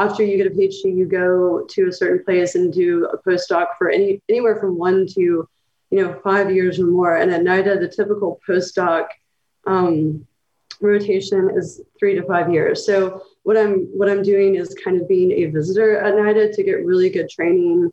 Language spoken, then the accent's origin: English; Knoxville, Tennessee, United States; moved away as an adult; also born or lived in Kentucky; I'm from Tennessee, and then I lived in Kentucky for several years doing my graduate work. And so I grew up technically in Appalachia, but in a college town in Knoxville